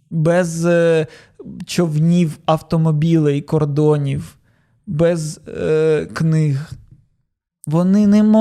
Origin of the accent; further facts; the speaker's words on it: Odesa, Odesa Oblast, Ukraine; я з Одеси. У нас там варіанту не було.